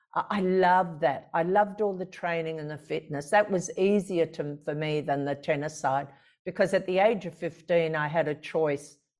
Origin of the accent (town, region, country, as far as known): Australia; born or raised there